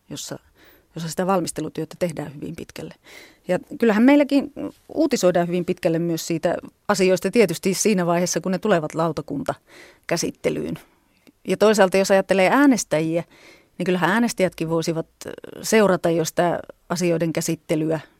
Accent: Viitasaari, Central Finland, Finland; niin josta olen lähtöisin Viitasaarelta kotoisin oleva ….

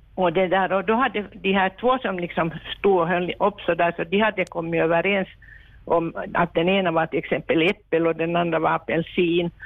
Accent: Helsinki, Uusimaa, Finland; now in Vaasa, Finland; jag växte upp i Helsingfors under kriget

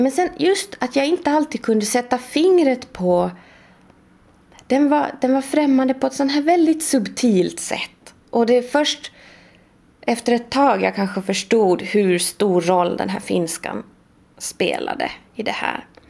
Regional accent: Sweden; first language Swedish; moved away; jag kommer från Sverige och jag har läst litteraturhistoria i Sverige

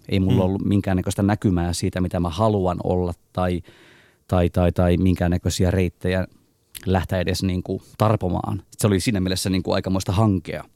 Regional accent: Raahe, North Ostrobothnia, Finland; moved away as an adult; also born or lived in Turku; now in Helsinki, Finland; Synnyin Helsingissä, tulin täysi-ikäiseksi Raahessa, asuin neljä vuotta Turussa ja sitä lähtien Helsingissä.

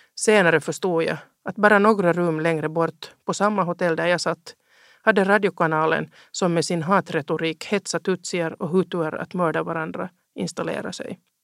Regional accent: Helsinki, Uusimaa, Finland; also born or lived in Ostrobothnia; Jag är uppvuxen i Helsingfors.

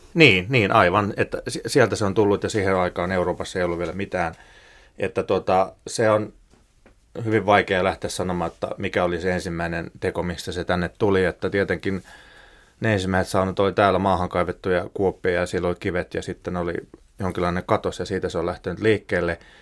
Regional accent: Ostrobothnia, Finland; Pohjanmaalta, mistä itse olen kotoisin

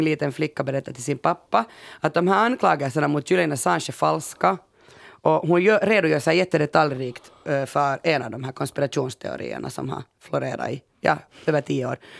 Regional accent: Finland; vi är ju finnar så vi har ju bara bastu

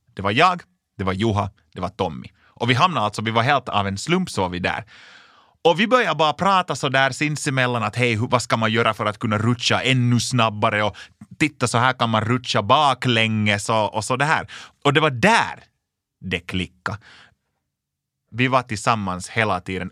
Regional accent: Lapinjärvi, Uusimaa, Finland; Jag kommer alltså från en liten, liten by som heter Linkoski i Lappträsk i östra Nyland

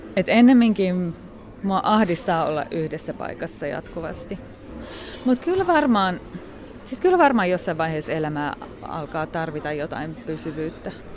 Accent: Kotka, Kymenlaakso, Finland; moved away as an adult; also born or lived in London / India / Switzerland / Southeast Asia; mun elämän ensimmäiset 20 vuotta Suomessa

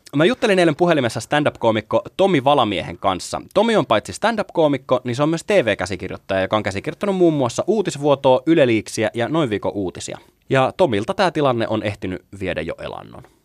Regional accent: Kouvola, Kymenlaakso, Finland; mä oon kotoisin Kouvolasta, enkä edes häpeä sitä

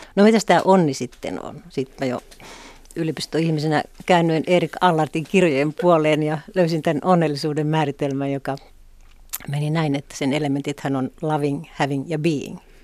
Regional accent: Pelkosenniemi, Lapland, Finland; moved away as an adult; also born or lived in Helsinki; Mähän olin kotoisin sellaista pienestä kylästä nimeltä Pelkosen Niemi

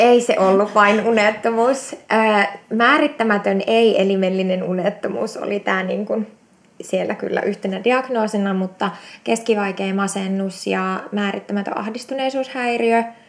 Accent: Eastern Finland, Finland; now in Espoo, Finland; Mä oon siis Itä-Suomesta kotoisin ja tota, se oli 2008, kun mä muutin, muutin pääkaupunkiseudulle

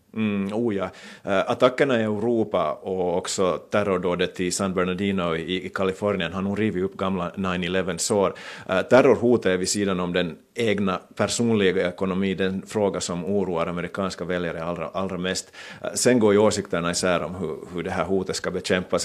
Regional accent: Finland; moved away as an adult; now in New York, United States; hemma i Finland

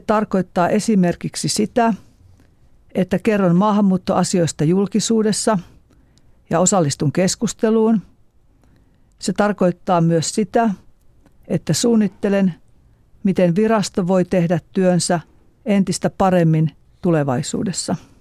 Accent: Eastern Finland, Finland; Minä olen kotoisin Itä-Suomesta.

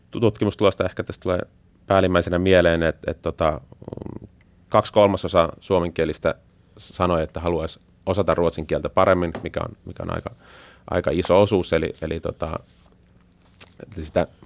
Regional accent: Taipalsaari, South Karelia, Finland; kun he kysyvät, niin että mistä, mistä olet kotoisin, ja sitten kun vastaus on Sörrö Kareelen

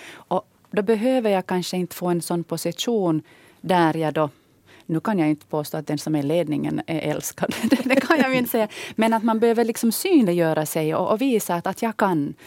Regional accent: Ostrobothnia, Finland; moved away; jag som själv kommer från Österbotten

